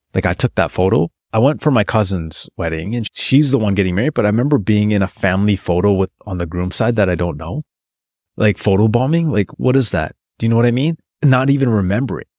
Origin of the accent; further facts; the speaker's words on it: Terrace, British Columbia, Canada; moved away as an adult; also born or lived in Prince George, British Columbia / Toronto; I get hired back in my hometown of Terrace, British Columbia